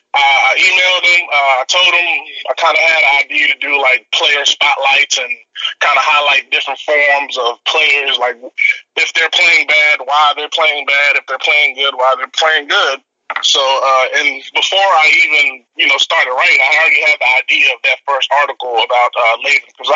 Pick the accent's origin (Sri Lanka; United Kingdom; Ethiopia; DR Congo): DR Congo; now in United States; I'm originally from Democratic Republic of Congo in Africa